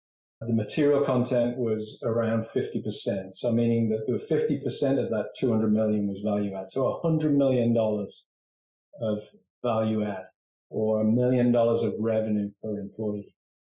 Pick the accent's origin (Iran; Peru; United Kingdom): United Kingdom; England; moved away as an adult; now in United States; I think I told you that I came over from England. One of the reasons I left England was engineering and manufacturing was just in decline, and I saw a limited future there.